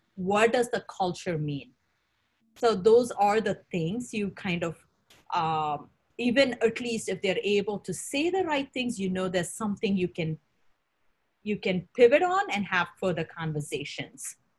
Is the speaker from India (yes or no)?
yes; India; moved away as an adult; now in United States; I grew up in India